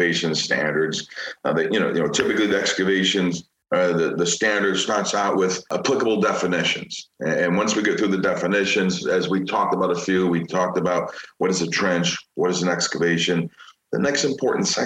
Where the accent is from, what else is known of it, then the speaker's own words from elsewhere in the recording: Chicago, Illinois, United States; Growing up in Chicago